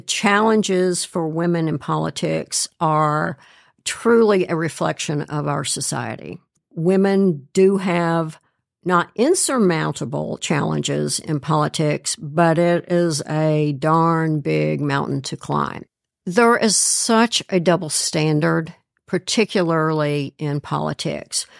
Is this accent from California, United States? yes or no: no; Kentucky, United States; moved away as an adult; also born or lived in Tennessee / Georgia; now in Cincinnati, United States; I grew up in Kentucky, went to the University of Tennessee